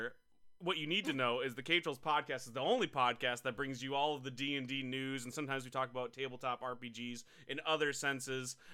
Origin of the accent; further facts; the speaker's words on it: Midwest, United States; I am from the Midwest, and we don't get our own names correctly